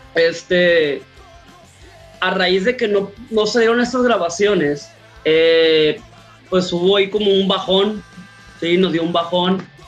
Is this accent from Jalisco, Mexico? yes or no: no; Culiacán, Sinaloa, Mexico; como buenos mexicanos o como buenos culichis